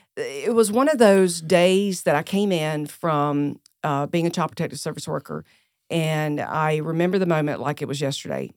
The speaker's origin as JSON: {"language": "English", "town": "Greer", "region": "South Carolina", "country": "United States", "tie": "born or raised there", "also_born_or_lived": "Charleston, South Carolina", "accent": "Southern", "said": "I was born and raised right here in Greer, South Carolina"}